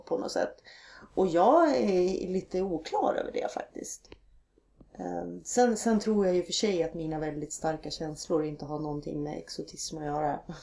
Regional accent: Norrland inland, Sweden; moved away; på något sätt är det här barndom för mig

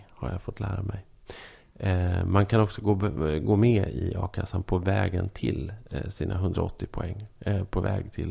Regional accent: Norrland, Sweden; Och det är det absolut värsta man kan tänka sig som norrlänning.

